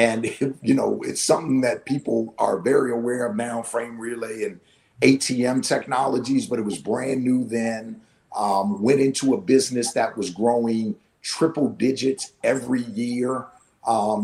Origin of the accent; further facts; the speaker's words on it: Washington, District of Columbia, United States; moved away as an adult; also born or lived in Pittsburgh / New Jersey; went to D.C. for the summer where I grew up